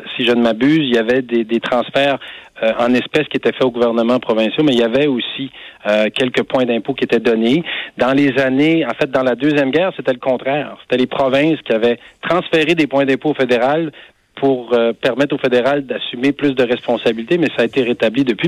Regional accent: Gaspésie, Quebec, Canada; quand on est gaspésien

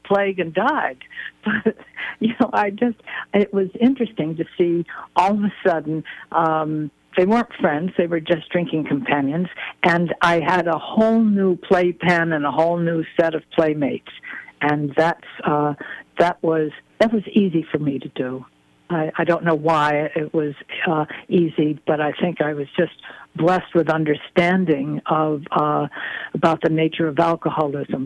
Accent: Dallas, United States; moved away; I grew up in Dallas

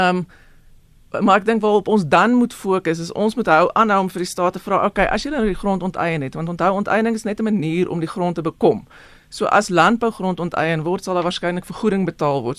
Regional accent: South Africa

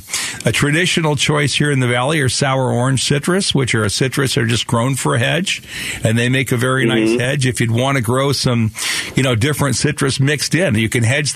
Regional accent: Phoenix, Arizona, United States; Yeah, we grew up together in South Phoenix then, huh?

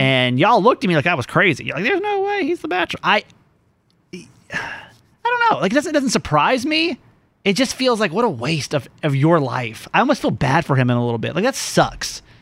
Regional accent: the South, United States; Growing up in the South, being gay in the South

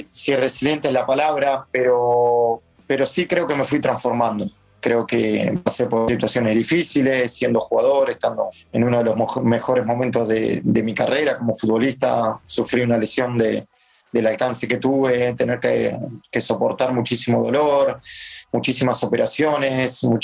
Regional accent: Argentina; lo que nos diferencia de los demás como argentinos y como equipo es que damos ese 10% más que los demás.

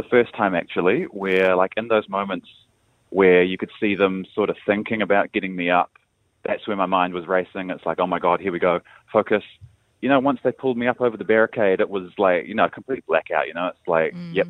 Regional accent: Wellington, New Zealand; from Wellington.

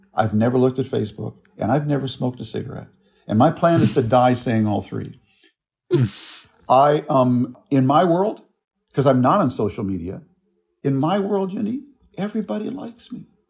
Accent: United States; I am an American

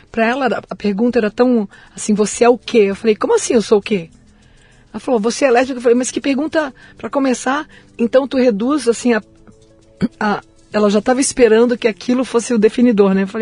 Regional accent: Brasília, Federal District, Brazil; born there; Eu nasci em Brasília.

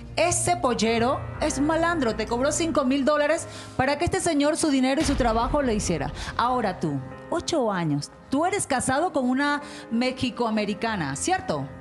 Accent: Venezuela; moved away; yo no salí de Venezuela

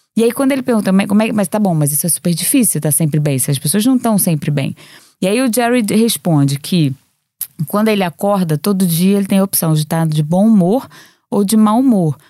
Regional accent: Rio de Janeiro, Brazil; now in Lisbon, Portugal; eu venho do Rio de Janeiro

